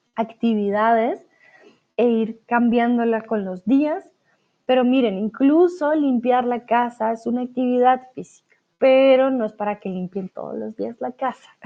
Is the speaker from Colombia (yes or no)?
yes; Colombia; now in Germany; Soy de Colombia, pero ahora estoy de vuelta aquí en Alemania